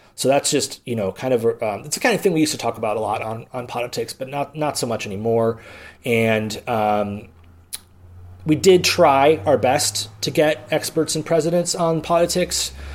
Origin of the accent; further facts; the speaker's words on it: Milwaukee, Wisconsin, United States; I'm a native of Milwaukee, Wisconsin, because I do not emphasize the L, the lone L in Milwaukee.